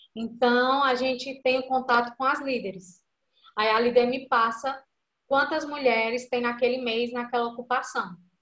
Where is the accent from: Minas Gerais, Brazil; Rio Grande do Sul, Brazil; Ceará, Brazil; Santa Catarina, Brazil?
Ceará, Brazil; Iguatu; a gente é do Iguatu, interior do Ceará